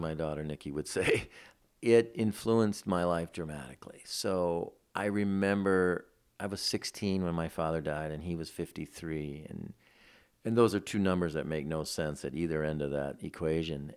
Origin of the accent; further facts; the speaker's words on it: Detroit, Michigan, United States; moved away; I grew up in Detroit, in the city